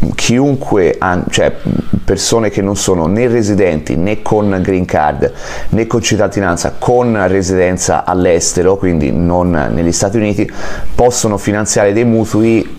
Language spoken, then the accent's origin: Italian; Florence, Tuscany, Italy; moved away as an adult; now in California, United States; sono nato a Firenze ma vivo qua dal 2016